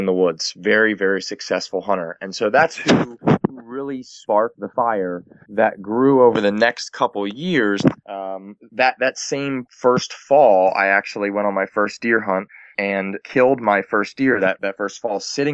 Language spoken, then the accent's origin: English; York County, South Central Pennsylvania, United States; I grew up in South Central Pennsylvania, York County to be specific